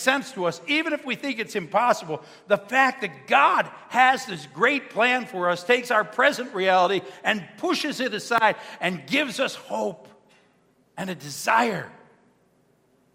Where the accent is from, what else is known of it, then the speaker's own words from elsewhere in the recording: Buffalo, New York, United States; We're from Buffalo